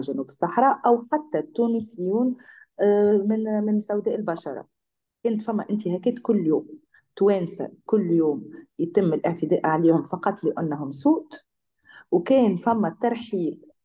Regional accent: Tunisia; أنا كتونسية

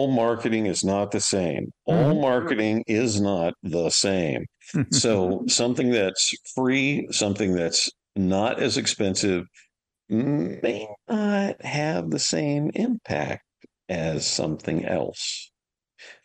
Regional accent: Louisiana, United States; my home state of Louisiana

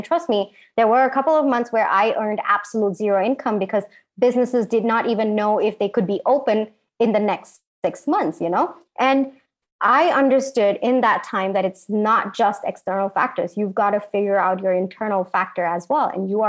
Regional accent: India; especially for me as an Indian woman.

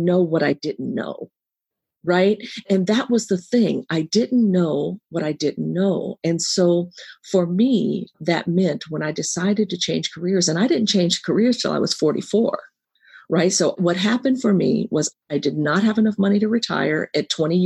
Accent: San Francisco, California, United States; I was born and raised in San Francisco

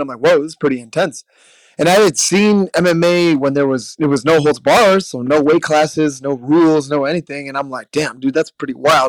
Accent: Midwest, United States; now in Milwaukee, United States; growing up in the Midwest

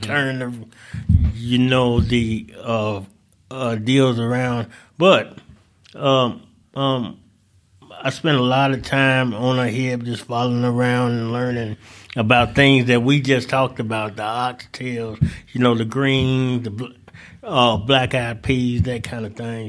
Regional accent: St. Louis, Missouri, United States; also born or lived in Delta of Southern Arkansas; now in Northwest Arkansas, United States; I'm originally from Saint Louis, uh, spent a little, uh, time in the Delta of Southern Arkansas, And I came up here to, uh, to actually go to school.

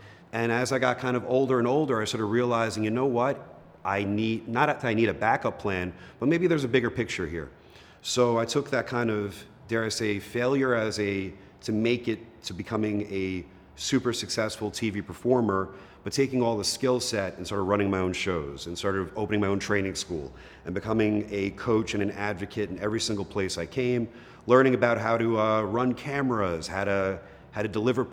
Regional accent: New York City, New York, United States; also born or lived in Long Island, New York; I'm originally from Queens, which is about 20 minutes from here

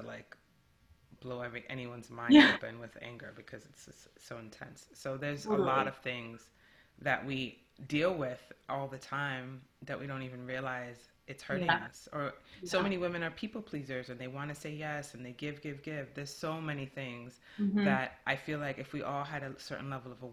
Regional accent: New York City, New York, United States; growing up in New York City

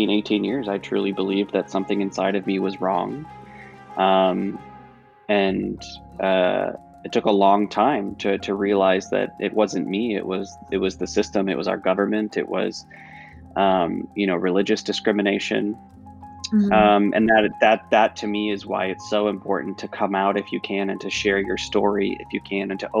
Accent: Northern Michigan, United States; in places like Northern Michigan, which is still, you know, soundly red, there are places like my hometown

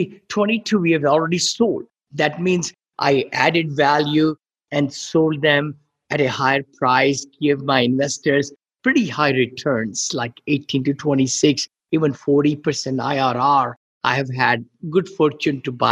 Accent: India; moved away as an adult; now in United States; I grew up in India

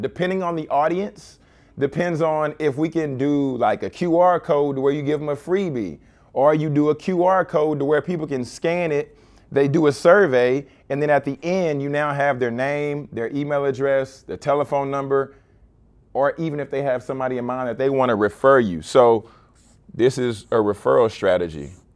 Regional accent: Baton Rouge, Louisiana, United States; growing up in Baton Rouge.

